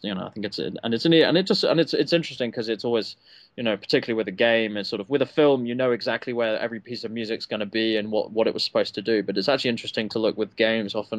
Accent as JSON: {"language": "English", "region": "England", "country": "United Kingdom", "tie": "born or raised there", "said": "We didn't have G.I. Joe in England when I was growing"}